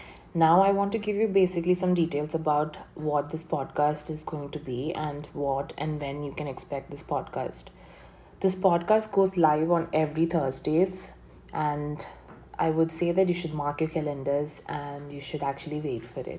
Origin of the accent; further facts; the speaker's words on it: Kochi, Kerala, India; also born or lived in Coimbatore; And I was born in Coimbatore, Tamil Nadu, India. But basically, I'm a Malayali. Malayali means I am a person who's residing in Kochi, Kerala. And I have my roots from Kochi, Kerala.